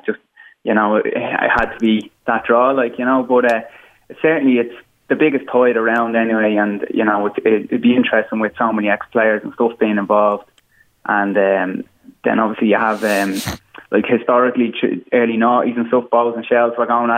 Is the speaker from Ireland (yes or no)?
yes; Dublin, Leinster, Ireland; I grew up in Artane, so just in a housing estate there.